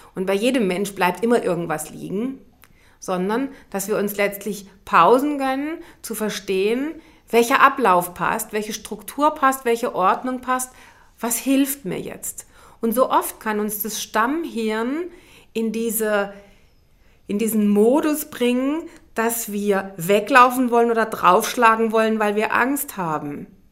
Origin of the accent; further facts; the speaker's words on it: Germany; als Deutsche